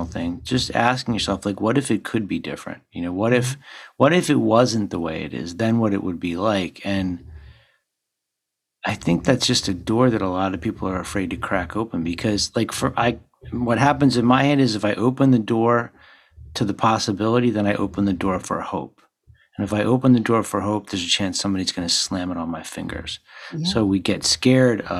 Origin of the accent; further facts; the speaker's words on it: Philadelphia, Pennsylvania, United States; I grew up in Philly